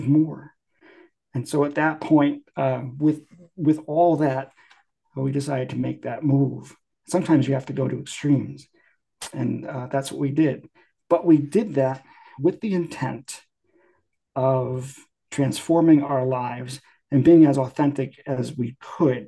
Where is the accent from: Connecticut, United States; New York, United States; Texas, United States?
Connecticut, United States; moved away as an adult; now in Pacific Northwest, United States; I'm from Connecticut